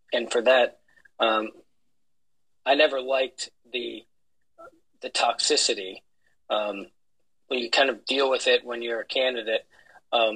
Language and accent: English; Pennsylvania, United States; I was elected as my one of my hometown councilmen when I was 21